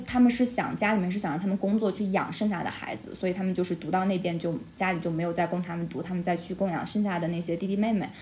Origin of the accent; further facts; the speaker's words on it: Shanxi, China; moved away as an adult; 可能我生在这里